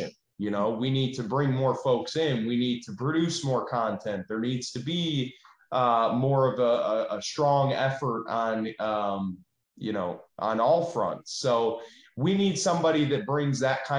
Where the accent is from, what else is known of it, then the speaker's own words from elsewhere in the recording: Michigan, United States; moved away as an adult; now in Tennessee, United States; we're not from Tennessee. We're from Michigan, and we moved here